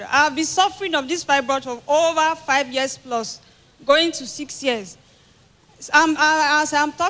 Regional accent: Edo, Nigeria; I'm from Edo State.

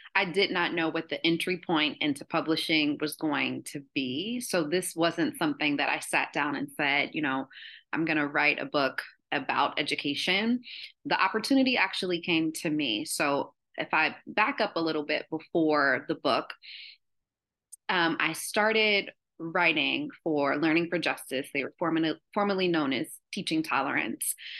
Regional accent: Columbus, Ohio, United States; I'm from Columbus, Ohio

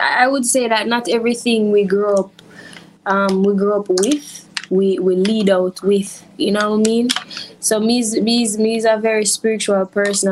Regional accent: Jamaica; I grew up in Harborview in Jamaica

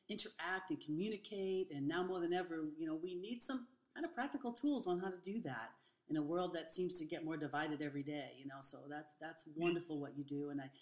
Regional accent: Boston, Massachusetts, United States; now in California, United States; I'm from the East Coast, Boston area, and now I'm in California

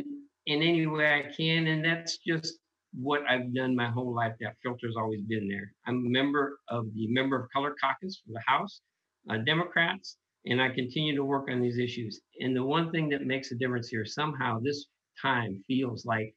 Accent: Oakland, California, United States; now in Washington, United States; I grew up in East Oakland, California, and I come from a Mexican-American family

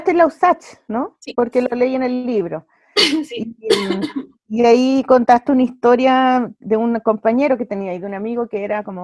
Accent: Santiago Metropolitan Region, Chile; born there; Mis papás vivieron ahí cuando yo nací y mis tías todavía están ahí, en la Juan Antonio

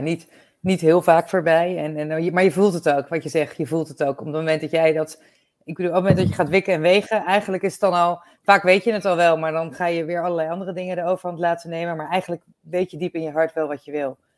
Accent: Netherlands; we zijn daar natuurlijk als Nederlanders best wel een bijzonder volkje

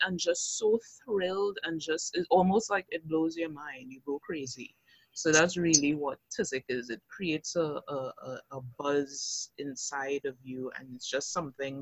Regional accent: Arima, Trinidad & Tobago; also born or lived in Anguilla (ancestry); I'm from Arima, so east in the house

